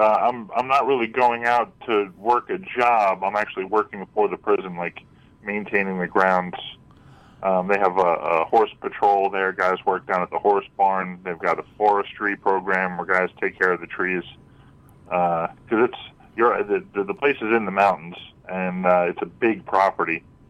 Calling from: Mastic Beach, New York, United States; Well, I'm calling from Mastic Beach. I've been listening for a long time from Otisville Correctional, though.

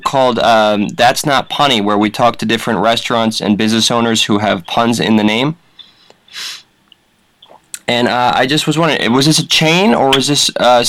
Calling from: Jersey City, New Jersey, United States; Oh, I'm calling from Jersey City, WFMU Radio.

